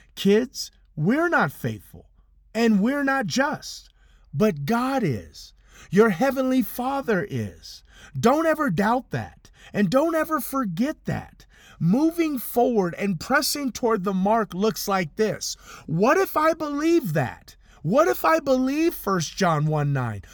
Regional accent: Compton, California, United States; In my living room where I grew up in Compton, California

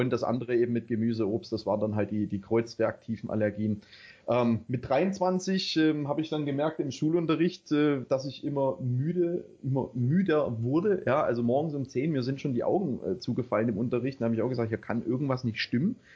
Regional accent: Baden-Württemberg, Germany; also born or lived in East Germany; ich bin im Osten aufgewachsen, beziehungsweise bis zu meinem sechsten Lebensjahr. Ähm, dann sind wir übergesiedelt, also meine Eltern und ich, in den Westen, in die Nähe von äh, Stuttgart.

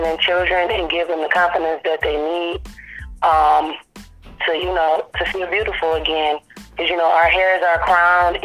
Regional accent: Detroit, Michigan, United States; now in Nashville, United States; I am from Detroit, Michigan. I live in Nashville, Tennessee

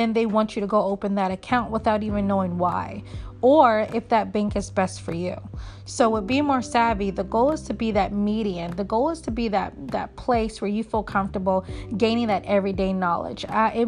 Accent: Virginia, United States; also born or lived in Philadelphia; now in Baltimore, United States; I live in Baltimore. I was raised in Philly, born and raised in Virginia.

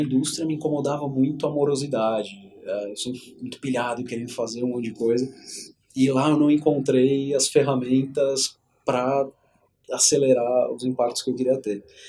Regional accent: São Paulo, Brazil; nasci aqui em São Paulo, cresci numa família super tradicional

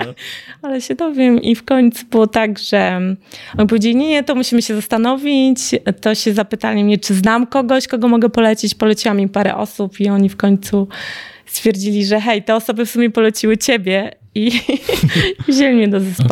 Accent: Białystok, Podlaskie Voivodeship, Poland; w moim rodzinnym mieście w Białymstoku

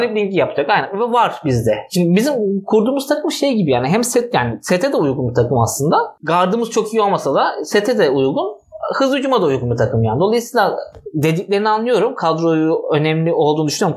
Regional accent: Istanbul, Turkey; moved away as an adult; also born or lived in Ankara; İstanbul'da büyüdüm, Ankara'da okudum.

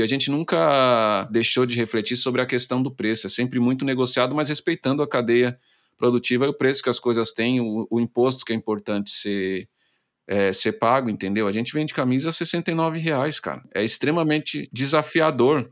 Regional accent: Brazil; a nossa essência enquanto brasileiro

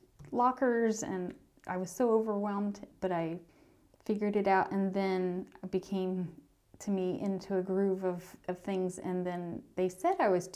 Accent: North Carolina, United States; also born or lived in Payson, Utah; growing up in North Carolina

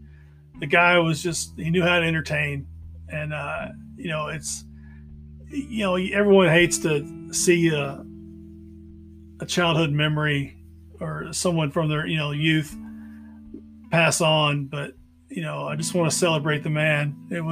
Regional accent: Memphis, Tennessee, United States; I grew up in the South. I am Memphis born and Memphis raised.

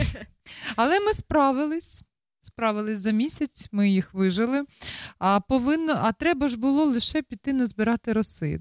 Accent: Ukraine; now in Netherlands; ми також з України

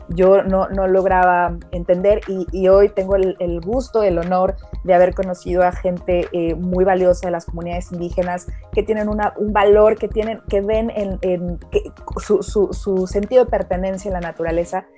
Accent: Mexico; moved away as an adult; now in England, United Kingdom; Yo soy mexicana, también soy ahora nacionalizada británica. Llevo varios años viviendo en Inglaterra.

